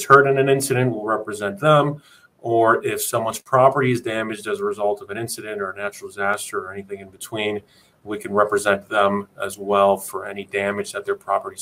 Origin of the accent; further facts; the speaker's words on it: Miami, Florida, United States; I'm born and raised in Miami, Florida. I've been living here my entire life